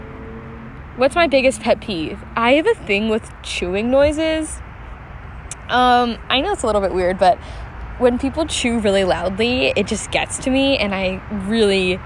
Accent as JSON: {"language": "English", "region": "New Jersey", "country": "United States", "tie": "born or raised there", "said": "I grew up in New Jersey"}